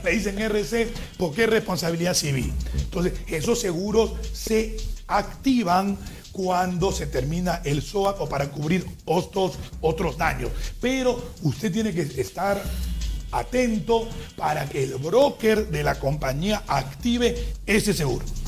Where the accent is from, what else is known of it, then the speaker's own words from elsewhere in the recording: Peru; tanto lo de la costa como lo de la sierra como lo de la selva somos peruanos